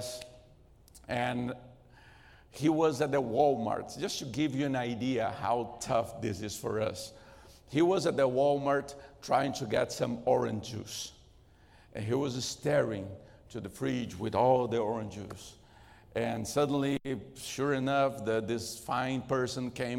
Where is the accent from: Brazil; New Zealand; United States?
Brazil; English is a second language; moved away; Since I was raised in Brazil, I'm not Brazilian by birth, but I was raised in Brazil